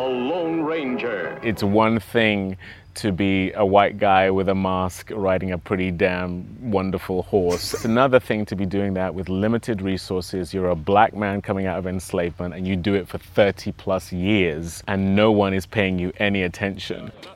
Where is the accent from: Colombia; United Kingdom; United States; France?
United Kingdom; England; accent: English; I'm speaking in my own English accent